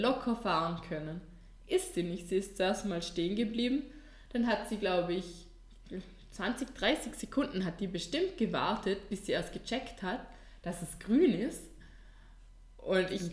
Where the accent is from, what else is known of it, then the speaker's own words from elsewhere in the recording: Vorarlberg, Austria; bei uns in Vorarlberg